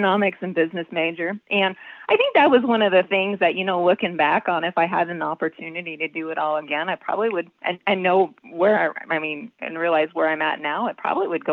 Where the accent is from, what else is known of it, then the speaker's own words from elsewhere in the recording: Lakeside, Nebraska, United States; I was raised here on the ranch. We started back in 1888